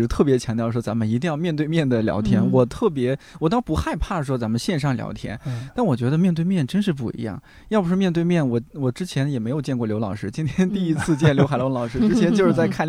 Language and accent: Chinese; a county town near Taiyuan, Shanxi, China; moved away; 咱们家乡、咱们这个县城，它的教育就是不行